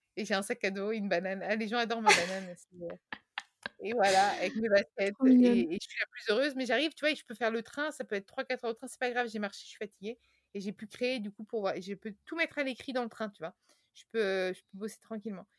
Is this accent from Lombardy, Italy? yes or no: no; Tuscany, Italy; moved away; also born or lived in Paris; Je viens de Toscane, de la campagne italienne, et, mes racines m'appellent fortement